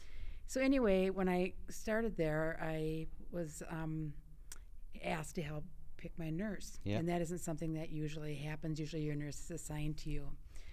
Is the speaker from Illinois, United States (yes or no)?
no; Minnesota, United States; I come from Minnesota, a community of about 13,000 people.